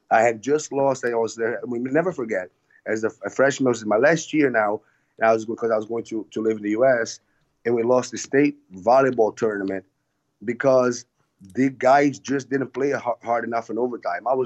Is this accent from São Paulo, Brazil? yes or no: no; Fortaleza, Ceará, Brazil; Fortaleza, Brazil. Fortaleza.